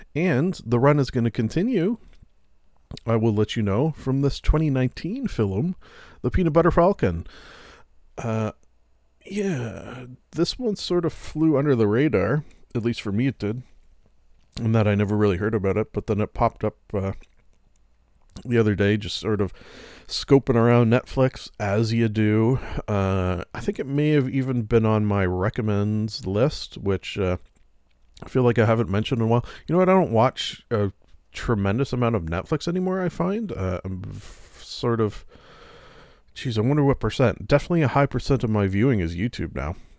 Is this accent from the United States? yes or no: no; Canada; being a Canadian